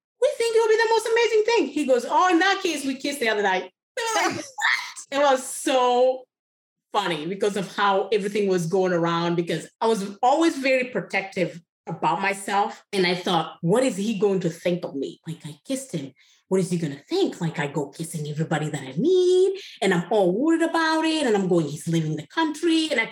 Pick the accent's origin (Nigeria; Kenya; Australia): Kenya; first language Kikuyu; English is a second language; moved away; Kikuyu, is my tribal language. English is my third language. So we have Kikuyu, Swahili, and then you have English